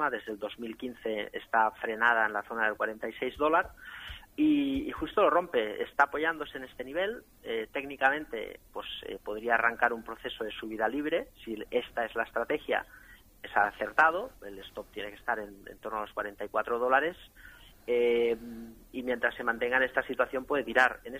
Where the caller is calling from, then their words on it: Madrid, Community of Madrid, Spain; de Madrid.